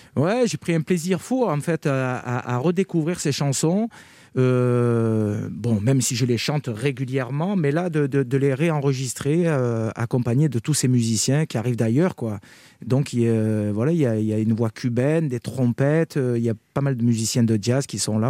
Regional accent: Carpentras, Provence-Alpes-Côte d'Azur, France; je suis natif de Carpentras. J'ai grandi à Carpentras, dans le Vaucluse.

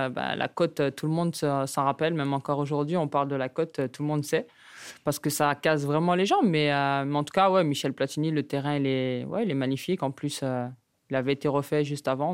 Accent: Le Prêcheur, Martinique; moved away; chez ma mère en Martinique

